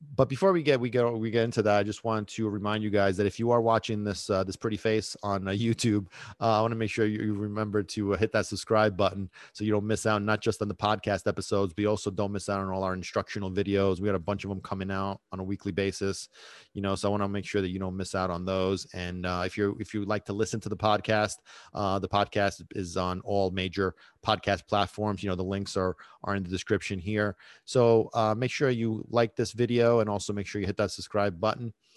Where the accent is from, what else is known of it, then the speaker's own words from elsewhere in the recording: New York City, New York, United States; also born or lived in Sicily, Italy; I was born in Brooklyn. I lived in Brooklyn until I was ten years old. And then my whole family, we moved to, uh, to Italy, to Sicily. And I lived there for seven years from the age of ten to seventeen and then moved back to America